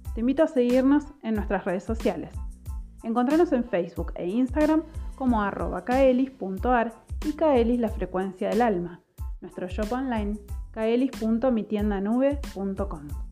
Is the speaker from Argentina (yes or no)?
yes; Argentina; soy argentina, vivo actualmente en Mar del Plata